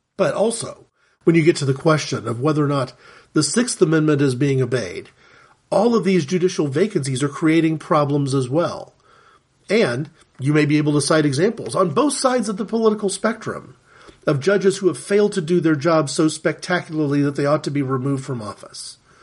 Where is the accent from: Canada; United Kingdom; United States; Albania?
United States; as an American Christian